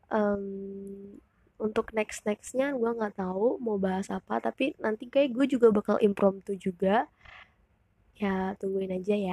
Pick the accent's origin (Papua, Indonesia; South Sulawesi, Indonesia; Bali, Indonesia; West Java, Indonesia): Bali, Indonesia; moved away as an adult; now in Jakarta, Indonesia; gue dari Bali iya gue born and raised in Bali terus gue kuliah merantau di Jakarta dan sekarang gue 19 tahun gue kuliah di salah satu universitas negeri di Jakarta